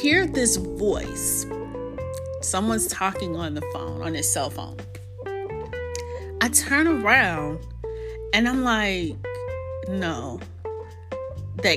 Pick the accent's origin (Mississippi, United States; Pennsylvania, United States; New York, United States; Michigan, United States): New York, United States; moved away; also born or lived in South Carolina / North Carolina; I'm from New York as well